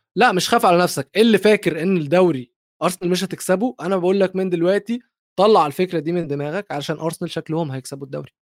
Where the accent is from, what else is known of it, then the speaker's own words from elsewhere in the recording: Egypt; عندنا في مصر